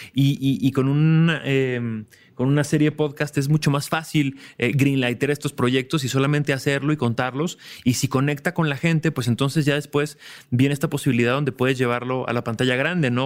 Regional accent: Mexico; Es como mexicanos

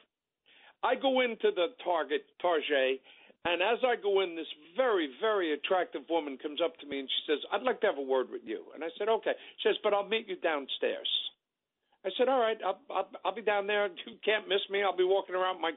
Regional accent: New York City, New York, United States; I grew up in the South Bronx

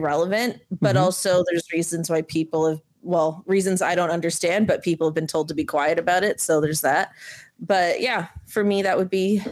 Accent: Canada; as a Canadian who's in Canada

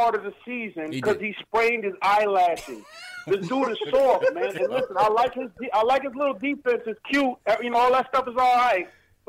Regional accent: New York, United States; moved away as an adult; now in Detroit, United States; I'm in Detroit, but I'm originally from New York. I grew up in New York my whole life. I've been out here a couple years.

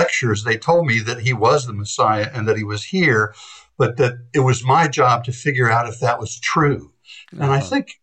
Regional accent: Princeton, New Jersey, United States; I grew up in Princeton

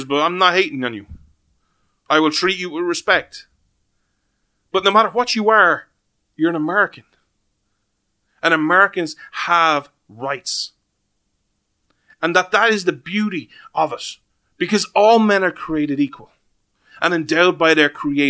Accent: Ireland; as an Irishman

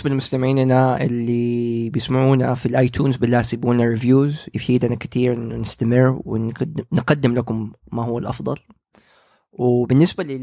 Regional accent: Saudi Arabia; فهذه اول شبكه عندنا في السعوديه لبودكاستات

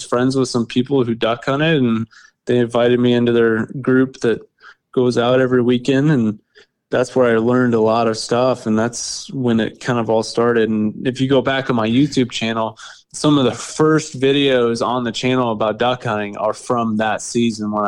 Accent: Kansas, United States; But I'm from Kansas, like I said earlier, and been a resident here my whole life

